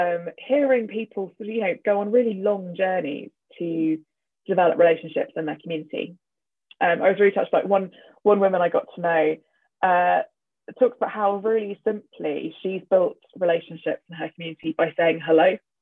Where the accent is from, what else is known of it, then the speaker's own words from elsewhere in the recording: Nuku'alofa, Tongatapu, Tonga; born there; And I said, I was born in Nuku'alofa.